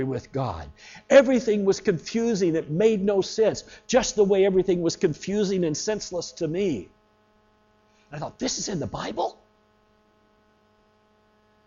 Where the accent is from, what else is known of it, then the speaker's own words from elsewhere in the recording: the American South, United States; I was growing up in the American South.